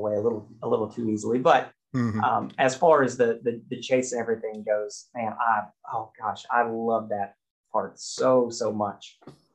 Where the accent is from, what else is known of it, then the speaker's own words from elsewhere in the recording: United States; I'm American.